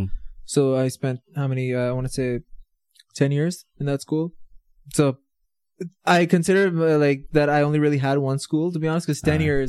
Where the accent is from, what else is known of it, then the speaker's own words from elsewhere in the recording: Riyadh, Riyadh Province, Saudi Arabia; So, I'm originally from Pakistan, but I've been born and raised in Saudi Arabia.